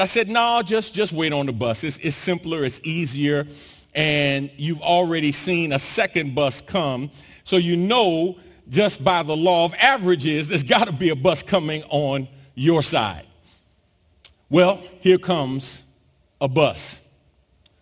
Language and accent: English; New York City, New York, United States; now in Texas, United States; growing up in New York City, I'm used to and familiar with public transportation, but public transportation is not something that has been my common use since I moved to Texas